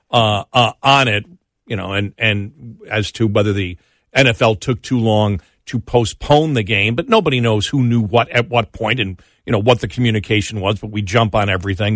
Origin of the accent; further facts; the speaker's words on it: Buffalo, New York, United States; I'm from Buffalo and a fan